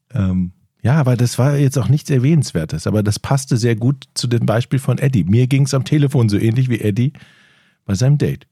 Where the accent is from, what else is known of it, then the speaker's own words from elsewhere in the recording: Rhineland, Germany; now in Northern Germany; weil ich ja aus dem Rheinland komme, wie man an meiner Sch-, meinem Dialekt eindeutig hört.